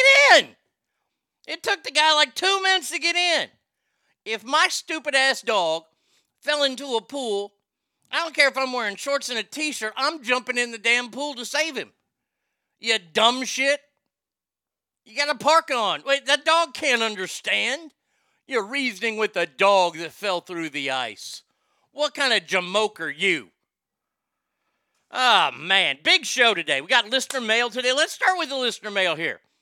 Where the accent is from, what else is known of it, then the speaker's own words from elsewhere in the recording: Texas, United States; as a Texan